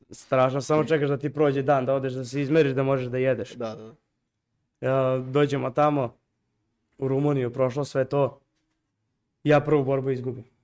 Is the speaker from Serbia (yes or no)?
yes; Serbia